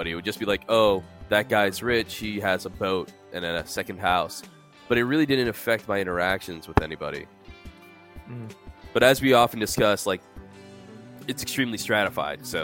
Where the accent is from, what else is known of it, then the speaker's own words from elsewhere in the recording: New York City, New York, United States; born there; I was born in the Bronx, so that's a pretty poor place.